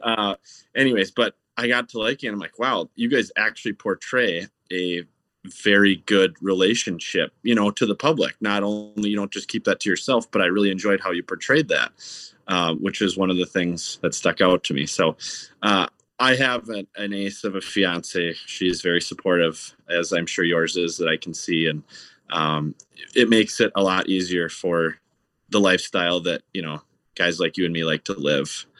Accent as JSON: {"language": "English", "town": "Stillwater", "region": "Minnesota", "country": "United States", "tie": "born or raised there", "said": "I grew up in Stillwater, Minnesota, which is right on the Minnesota side of the Saint Croix River"}